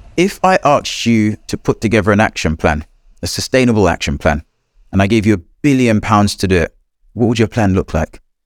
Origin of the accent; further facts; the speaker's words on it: Jamaica; moved away; I was born in a small corner of Jamaica. It was a rural area. My first environment was the woodlands and the fields and forests near my house.